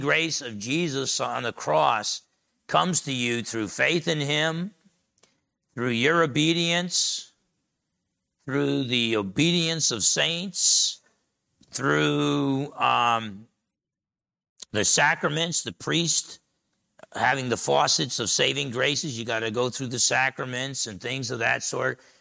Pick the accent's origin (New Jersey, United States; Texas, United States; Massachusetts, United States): New Jersey, United States; I was a little dumb guy growing up in Jersey